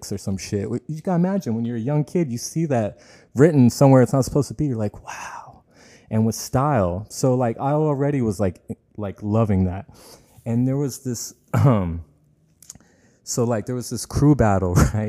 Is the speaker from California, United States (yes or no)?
yes; Tracy, California, United States; I grew up in Tracy.